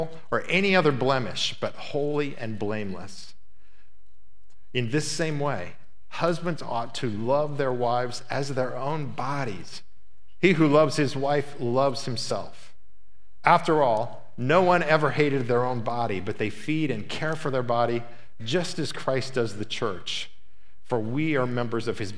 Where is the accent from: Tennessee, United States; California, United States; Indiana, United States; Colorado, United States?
Indiana, United States; It was filmed in my hometown